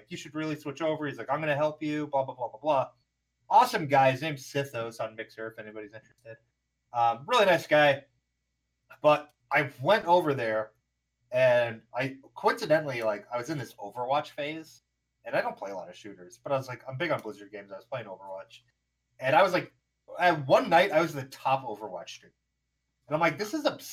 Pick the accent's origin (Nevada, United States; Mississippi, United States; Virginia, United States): Nevada, United States; now in Arizona, United States; I grew up in Nevada. All right. I lived in Nevada for 10 plus years. And I tell people, I'm like, oh, I'm from Nevada.